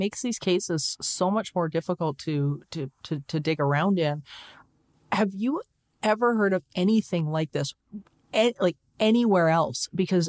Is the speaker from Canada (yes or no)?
yes; Leduc, Alberta, Canada; born there; I was born in Leduc, Alberta, which is at the time is extremely small town, and everybody knows your business.